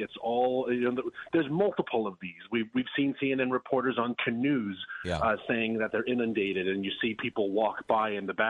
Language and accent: English; New York, United States; moved away; you look at our home state, you're still there, I'm not, but I'll consider it always my home state, the great home state of New York.